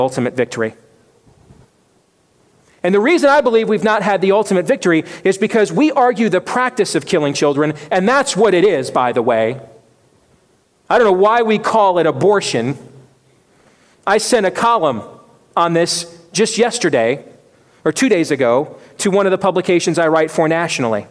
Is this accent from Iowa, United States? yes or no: yes; Iowa, United States; Iowa, my home state